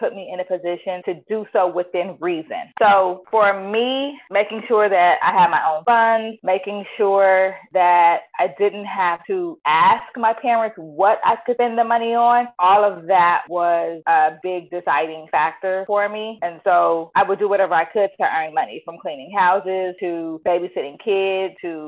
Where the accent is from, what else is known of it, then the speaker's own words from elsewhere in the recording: Inglewood, California, United States; I am from Inglewood, California.